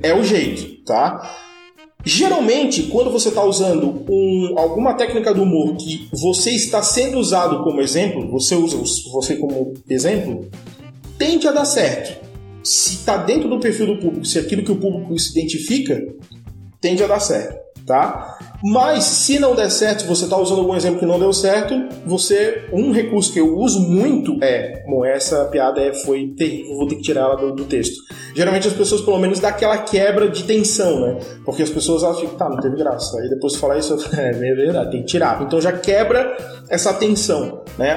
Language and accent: Portuguese; Florianópolis, Santa Catarina, Brazil; porque eu sou de Florianópolis, quem nasce Florianópolis é florianopolitano ou manezinho da ilha